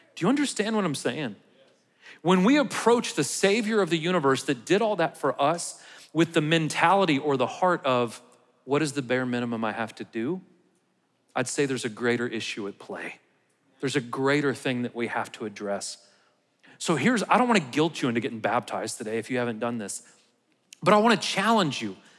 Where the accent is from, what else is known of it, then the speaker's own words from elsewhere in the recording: United States; how proud I am to be an American